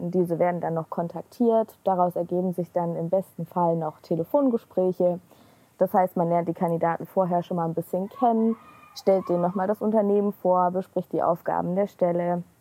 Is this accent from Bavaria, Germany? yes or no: no; Leipzig, Saxony, Germany; ich komme auch aus Leipzig